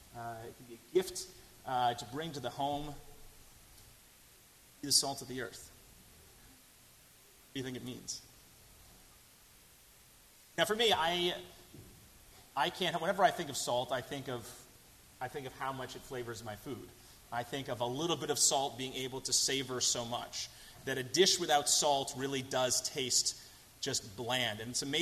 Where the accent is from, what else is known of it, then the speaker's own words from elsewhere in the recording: Boston, Massachusetts, United States; I'm from Boston.